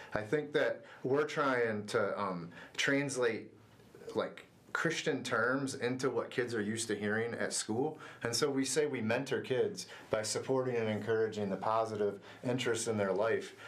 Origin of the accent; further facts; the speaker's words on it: Sylvania, Ohio, United States; I grew up in Northwest Ohio in a small town called Sylvania, just outside of Toledo